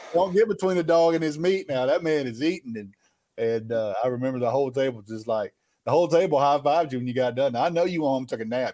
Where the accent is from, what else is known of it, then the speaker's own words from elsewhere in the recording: the South, United States; I grew up in the South, man. I got some country in me